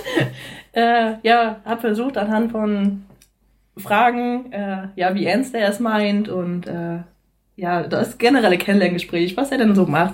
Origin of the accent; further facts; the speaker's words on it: Rostock, Mecklenburg-Vorpommern, Germany; moved away as an adult; now in Neustadt in Holstein, Germany; Ich komme eigentlich ursprünglich aus Rostock.